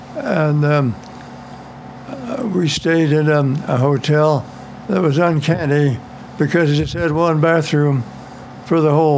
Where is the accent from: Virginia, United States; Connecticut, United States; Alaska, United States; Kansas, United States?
Kansas, United States; St. Francis; moved away as an adult; also born or lived in McCook, Nebraska / Wichita, Kansas; now in Lakewood, United States; So we built Bonnie Dam, which is the government campus in St. Francis, my hometown.